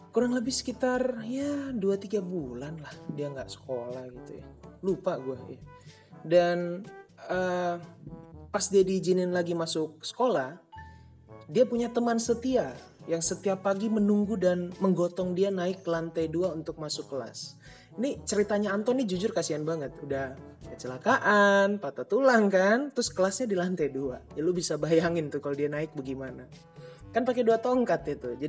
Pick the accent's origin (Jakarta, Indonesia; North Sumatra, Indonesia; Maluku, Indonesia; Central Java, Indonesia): Maluku, Indonesia; gue Ambon, jadi nyokap gue Ambon, bokap gue Cina